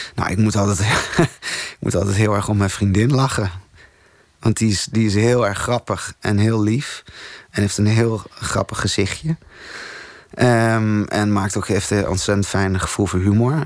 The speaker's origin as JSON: {"language": "Dutch", "town": "Tolbert", "region": "Groningen", "country": "Netherlands", "tie": "born or raised there", "moved": "yes", "said": "Tolbert, waar ik opgegroeid ben, het kleine dorpje in Groningen"}